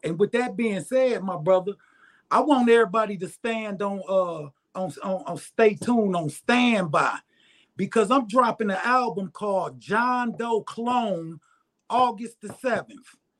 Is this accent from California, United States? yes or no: no; Detroit, Michigan, United States; moved away as an adult; now in Arkansas, United States; born and raised in Detroit